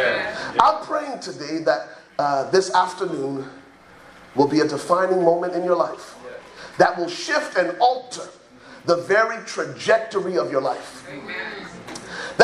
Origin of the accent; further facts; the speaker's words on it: Liberia; now in United States; I'm originally from Liberia, West Africa. So if you hear an accent come out, it's because I'm from Liberia